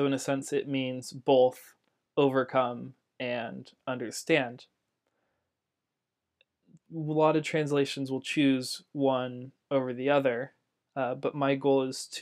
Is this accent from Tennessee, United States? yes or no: no; Central California, United States; I grew up in Central California